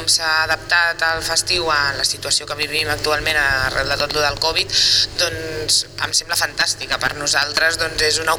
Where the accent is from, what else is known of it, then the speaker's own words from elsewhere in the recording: Vilanova, Catalonia, Spain; com que sóc de Vilanova i eh, fa anys doncs, que he anat al festiu